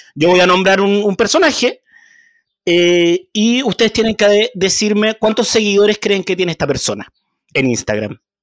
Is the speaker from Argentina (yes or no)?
no; Chile; yo estudié en una de las mejores universidades de este país